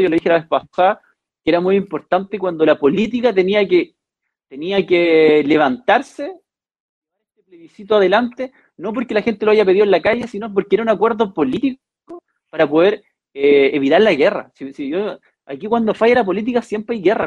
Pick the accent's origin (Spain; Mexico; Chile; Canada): Chile; crecer como chilenos